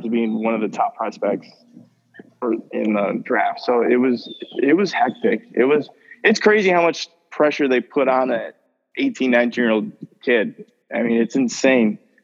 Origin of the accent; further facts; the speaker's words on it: St. Joseph, United States; my hometown